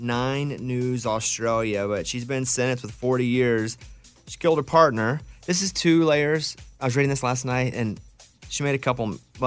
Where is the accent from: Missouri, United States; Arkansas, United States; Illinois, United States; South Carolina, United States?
Arkansas, United States; also born or lived in Austin, Texas; now in Nashville, United States; I am so anti-cold, and I've lived, growing up in Arkansas, living in Nashville now, they're cold for 4 months of the year, and I hate it.